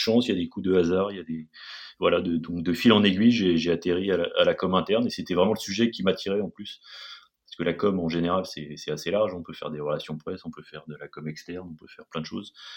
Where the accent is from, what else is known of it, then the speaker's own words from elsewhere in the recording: Paris region, Île-de-France, France; je suis parisien d'origine, hein, enfin région parisienne en tout cas